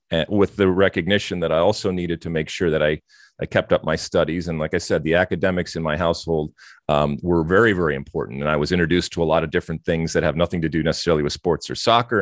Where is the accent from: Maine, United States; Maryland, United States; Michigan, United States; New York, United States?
Michigan, United States; Detroit; also born or lived in Athens, Greece; I grew up, uh, living in these two very different and distinct type of, uh, of cultures. Um, as you mentioned, obviously in the States and certainly in, uh, in Michigan and Detroit